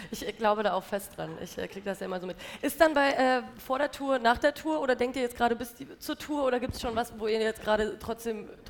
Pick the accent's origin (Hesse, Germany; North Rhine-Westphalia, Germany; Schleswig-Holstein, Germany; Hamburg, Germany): Hesse, Germany; Hi. Ähm, ich komme aus der Nähe von Frankfurt und wir gehen die letzten zwei Jahre eigentlich immer nach Frankfurt aufs Konzert.